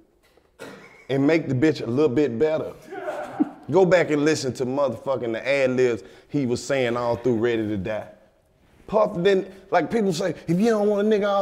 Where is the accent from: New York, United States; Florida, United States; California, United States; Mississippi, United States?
Mississippi, United States; I'm from Mississippi